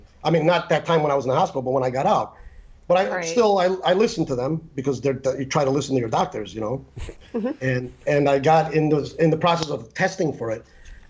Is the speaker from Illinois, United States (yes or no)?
yes; Chicago, Illinois, United States; moved away as an adult; So when I was like 20, I moved here from Chicago.